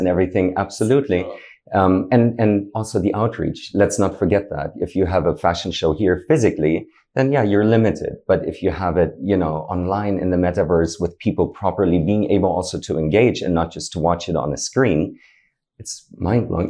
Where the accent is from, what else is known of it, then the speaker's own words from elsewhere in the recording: Berlin, Germany; moved away as an adult; now in Dubai, United Arab Emirates; originally I'm from Germany, uh, born and raised in Berlin.